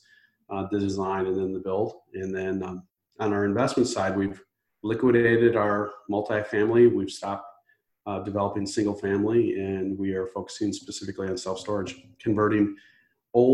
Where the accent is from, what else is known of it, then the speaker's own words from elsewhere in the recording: Chicago, Illinois, United States; also born or lived in Ohio; I'm from the Chicagoland area